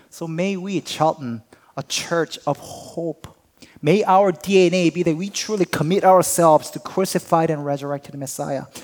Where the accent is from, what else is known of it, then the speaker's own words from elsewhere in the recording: Hatboro, Pennsylvania, United States; Oh, no, I'm not from here. I'm from Hatboro.